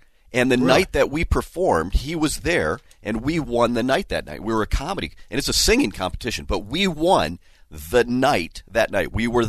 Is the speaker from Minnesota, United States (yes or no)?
yes; Burnsville, Minnesota, United States; Okay, yeah, I grew up in Burnsville.